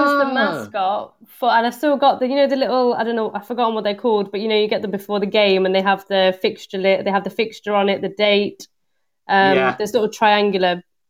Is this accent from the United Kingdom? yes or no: yes; Liverpool, North West England, United Kingdom; born there; also born or lived in Coventry; But I was born in Liverpool. So you're not that you'd know from the accent or the videos, but... so I was born in Liverpool.